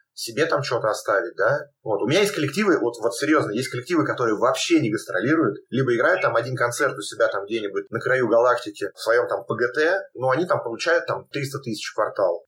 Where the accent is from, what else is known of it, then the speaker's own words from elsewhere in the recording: Moscow Oblast, Russia; мы там из Подмосковья